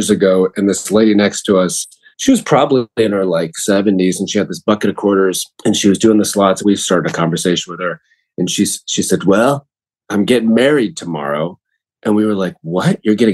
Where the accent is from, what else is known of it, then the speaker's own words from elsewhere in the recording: Tallahassee, Florida, United States; I grew up in Tallahassee, Florida